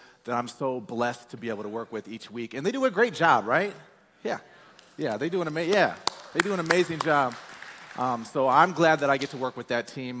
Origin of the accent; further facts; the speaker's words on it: Peoria, Illinois, United States; moved away as an adult; I'm from Peoria, Illinois. It's a small town.